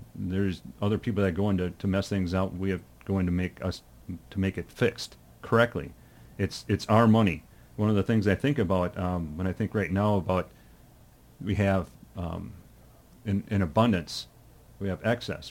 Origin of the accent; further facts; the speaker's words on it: Rochester, Minnesota, United States; also born or lived in Lonsdale, Minnesota; I had such a wonderful, um, childhood when I was growing up in Rochester